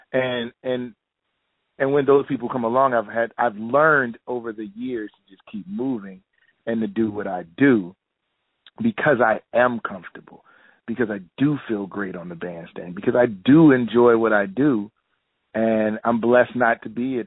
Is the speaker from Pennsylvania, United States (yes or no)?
yes; Philadelphia, Pennsylvania, United States; also born or lived in New York; a city that I'm born and raised in Philadelphia